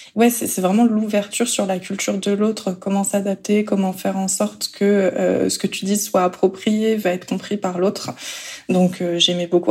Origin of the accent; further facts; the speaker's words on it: France; also born or lived in South Korea; quand on est français.